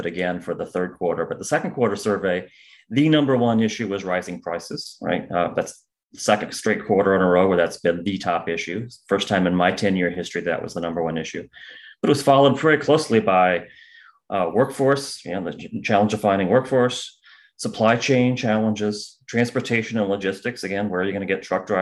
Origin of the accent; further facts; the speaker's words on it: Central Illinois, United States; I'm originally from Central Illinois.